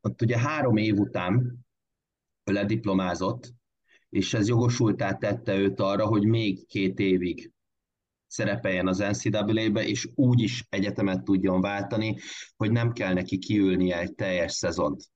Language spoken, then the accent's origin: Hungarian; Körmend, Vas, Hungary; akik ott, ott tanultunk és ott nőttünk fel